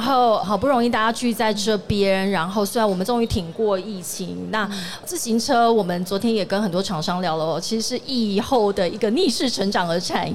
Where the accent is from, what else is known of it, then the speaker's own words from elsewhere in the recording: Tainan, Taiwan; 我刚好是台南人